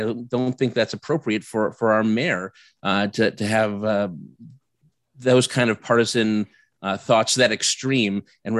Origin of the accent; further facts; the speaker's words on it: Vernon, Connecticut, United States; also born or lived in Washington D.C.; I am from Vernon, Connecticut. I'm running for mayor here.